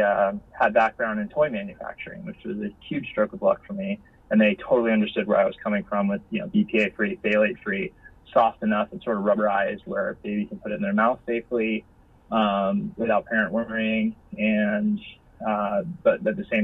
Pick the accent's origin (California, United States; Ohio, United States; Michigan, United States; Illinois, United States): California, United States; San Diego; we're from San Diego